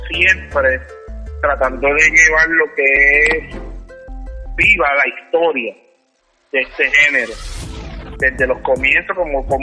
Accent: Puerto Rico; nosotros los boricuas tenemos que ver mucho tanto en inglés como en español con la cultura hip hop.

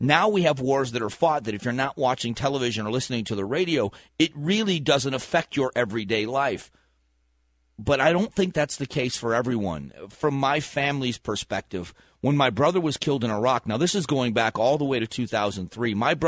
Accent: Fort Myers, Florida, United States; they put my brother on the war memorial in my hometown, and it's just a big rock memorial underneath a banyan tree in Fort Myers, Florida

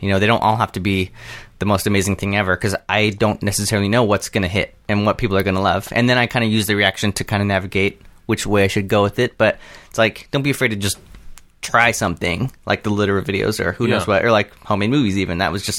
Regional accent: Southern California, United States; Southern California, kind of all around.

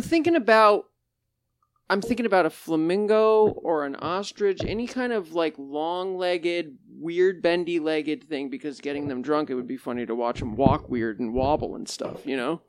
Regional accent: Monson, Massachusetts, United States; I grew up in Munson. It's a small town

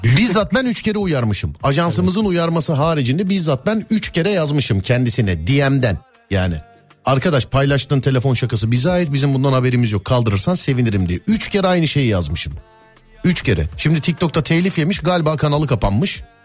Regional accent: Istanbul, Turkey; Ben o mahalleliyim, doğma büyüme.

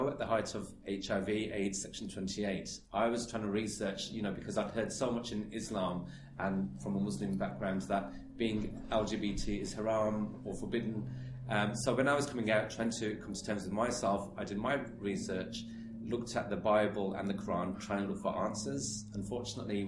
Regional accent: Birmingham, West Midlands, United Kingdom; I'm from Birmingham and I come from what is allegedly a multiculturally diverse city

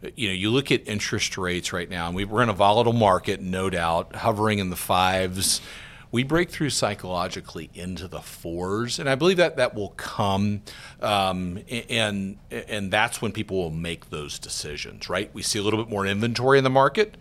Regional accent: Georgia, United States; moved away; I'm from Georgia, a little town in, in Georgia. I was just home a couple weeks ago with my parents.

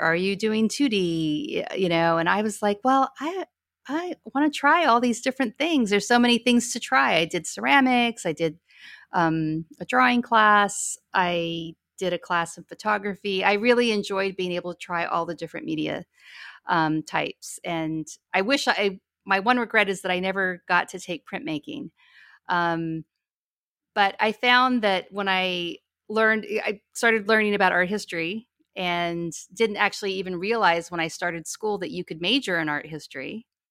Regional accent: Ogden, Utah, United States; moved away as an adult; also born or lived in Albuquerque, New Mexico / Seattle, Washington / New York; now in Portland, United States; we spent most of my childhood living in northern Utah. in Ogden, Utah

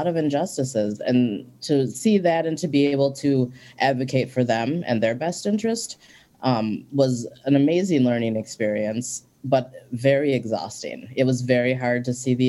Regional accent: St. Paul, Minnesota, United States; also born or lived in Ecuador; I was born in Ecuador, and I came to Minnesota to live with two white parents, and I was an only child. Hmm. And growing up in St. Paul

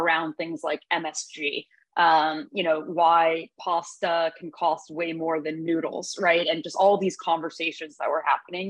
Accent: New York City, New York, United States; I grew up on the Upper West Side

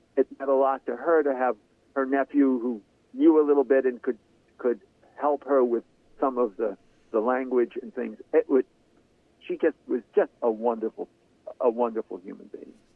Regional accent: Central California, United States; growing up in Central California, in a small farm co- country

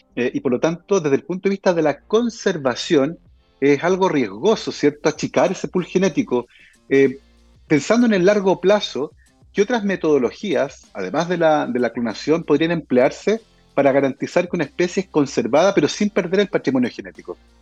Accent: Concepción, Biobío, Chile

